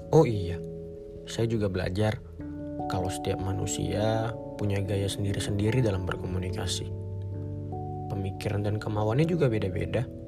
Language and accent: Indonesian; Medan, North Sumatra, Indonesia; lahir dan dibesarkan di kota Medan